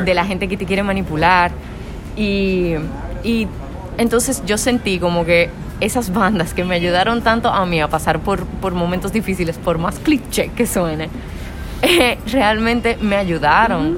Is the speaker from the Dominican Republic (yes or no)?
yes; Dominican Republic; una cantautora de República Dominicana